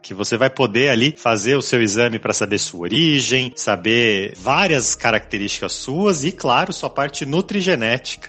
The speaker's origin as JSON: {"language": "Portuguese", "country": "Brazil", "said": "a gente como brasileiro"}